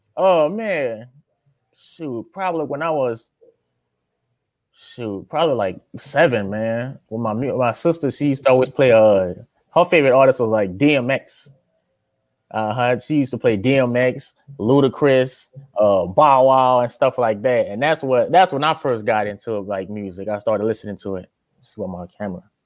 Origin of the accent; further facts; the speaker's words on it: Louisiana, United States; moved away as an adult; also born or lived in Tustin, California; now in California, United States; I'm from Louisiana